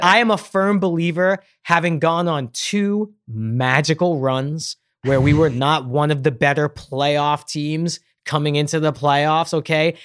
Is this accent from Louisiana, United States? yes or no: no; New York, United States; growing up in New York